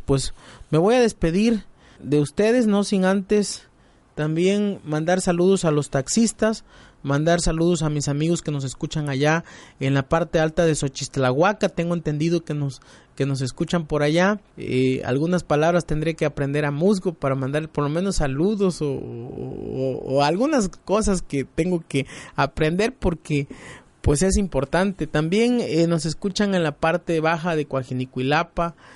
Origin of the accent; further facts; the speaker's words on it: El Cepudo, Guerrero, Mexico; yo nací allá, me crié